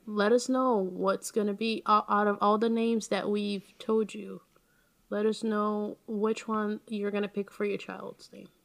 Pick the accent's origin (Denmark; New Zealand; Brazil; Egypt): Brazil; my hometown, Brazil